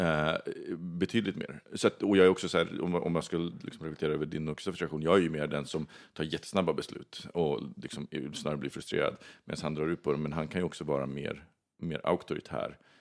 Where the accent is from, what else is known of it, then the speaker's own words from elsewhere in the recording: Sweden; also born or lived in Australia; jag var svensk.